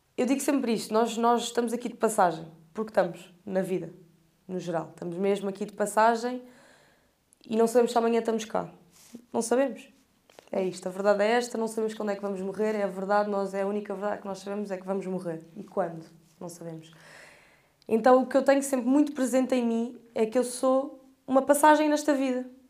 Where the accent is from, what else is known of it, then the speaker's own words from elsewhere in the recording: Portugal; eu sou portuguesa e eu sou daqui, nasci aqui